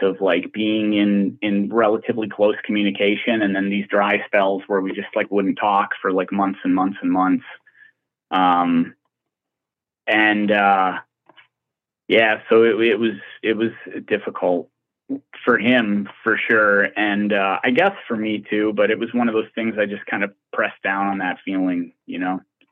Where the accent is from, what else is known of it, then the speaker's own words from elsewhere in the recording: Glendale, California, United States; I was born in Glendale, California